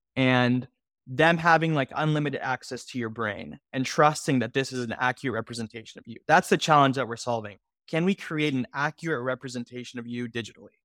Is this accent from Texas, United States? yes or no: yes; Houston, Texas, United States; I'm originally from Houston, Texas